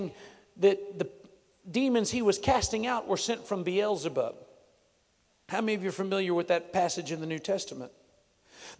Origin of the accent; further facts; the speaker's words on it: Texas, United States; I'm from Texas